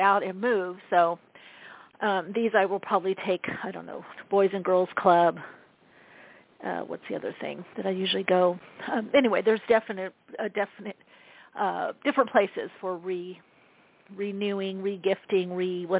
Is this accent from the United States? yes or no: yes; Southern California, United States; I grew up in Southern California